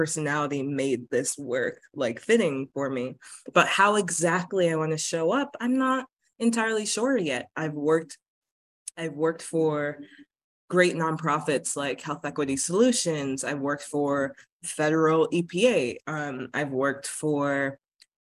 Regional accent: United States; also born or lived in Bridgeport, Connecticut; growing up in America

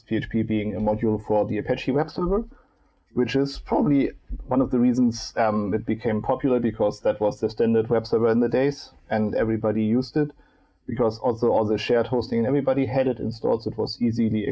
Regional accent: Hamburg, Germany; I'm sitting in Hamburg right now. Actually, my hometown

